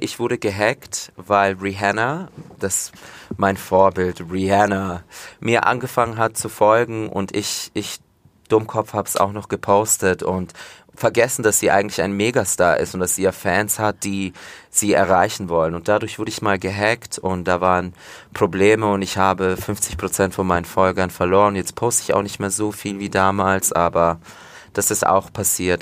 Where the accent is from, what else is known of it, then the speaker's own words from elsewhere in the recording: Fürth, Bavaria, Germany; also born or lived in Komotini, Greece (family's village); Aber Fürth, ja, Schule, wie gesagt, im Fürther Krankenhaus geboren, aufgewachsen, immer noch hier wohnen